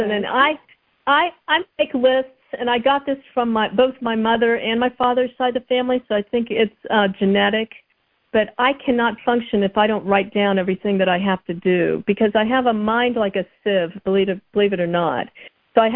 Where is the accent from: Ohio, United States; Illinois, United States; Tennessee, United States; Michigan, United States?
Ohio, United States; Columbus; My dad still lives on Dunedin Road where I grew up